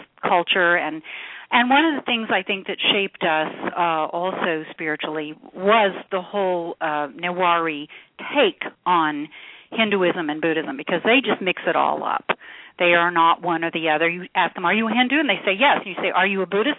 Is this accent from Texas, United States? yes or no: no; Oklahoma, United States; I grew up in Oklahoma